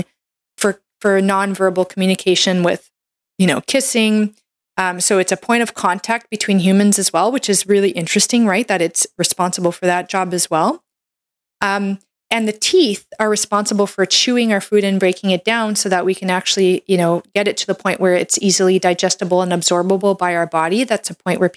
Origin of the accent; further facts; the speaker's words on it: Canada; I'm a Canadian medical doctor